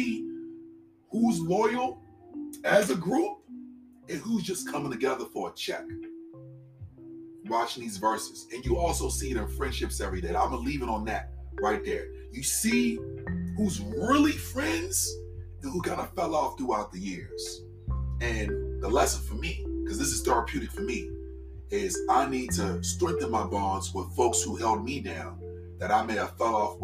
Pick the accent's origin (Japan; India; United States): United States; East Coast; I'm from the East Coast